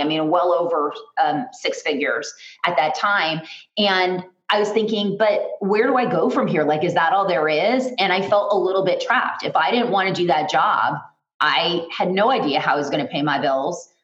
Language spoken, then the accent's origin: English; Los Angeles, California, United States; I am originally from Los Angeles